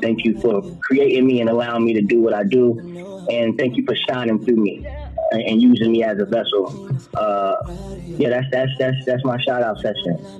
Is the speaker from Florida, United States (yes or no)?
yes; Florida, United States; I'm from Florida